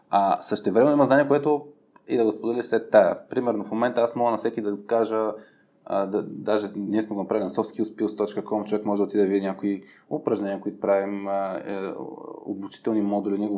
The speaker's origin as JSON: {"language": "Bulgarian", "country": "Bulgaria", "said": "И сега като, като типичен българин ще кажа, аз го знам този вид съм по друг начин."}